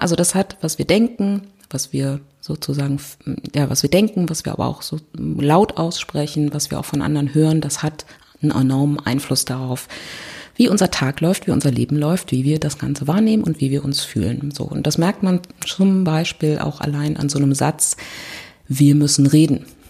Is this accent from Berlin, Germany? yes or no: yes; Berlin, Germany; ich komme aus Berlin